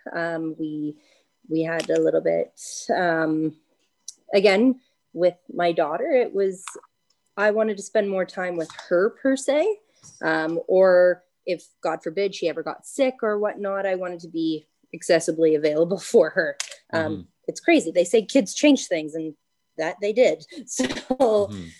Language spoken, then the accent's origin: English; Bancroft, Ontario, Canada; also born or lived in Ottawa; Uh, I grew up in Bancroft, born and raised.